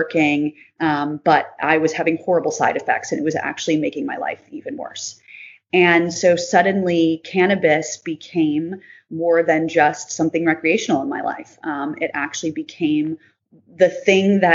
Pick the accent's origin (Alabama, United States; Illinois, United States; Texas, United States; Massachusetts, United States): Illinois, United States; Chicago; now in Northern California, United States; I am originally from Chicago, but currently living in Northern California